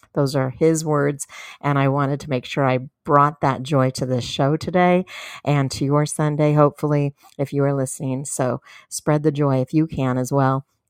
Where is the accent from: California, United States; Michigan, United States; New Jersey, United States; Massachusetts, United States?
California, United States; San Diego; moved away as an adult; now in Fort Worth, United States; in California, in my hometown, San Diego